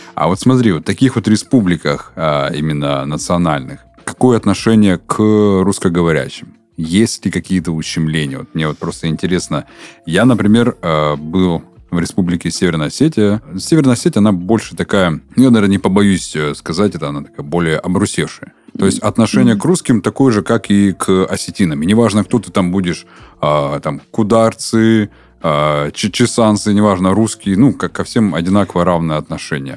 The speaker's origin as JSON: {"language": "Russian", "region": "Urals", "country": "Russia", "tie": "born or raised there", "moved": "yes", "lives_now": "Krasnodar, Russia", "said": "я рос на Урале"}